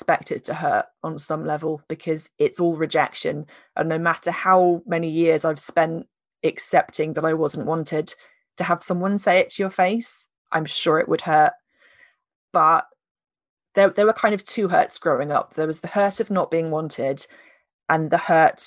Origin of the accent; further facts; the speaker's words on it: United Kingdom; we're British